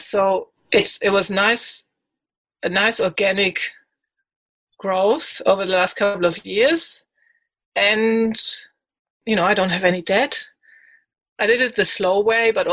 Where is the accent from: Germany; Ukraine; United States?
Germany; moved away as an adult; now in Australia; I come from Germany originally. I've lived there for 26 years and then moved to Australia